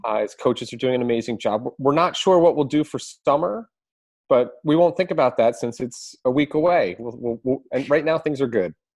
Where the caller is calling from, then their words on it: Philadelphia, Pennsylvania, United States; I'm calling in from Philadelphia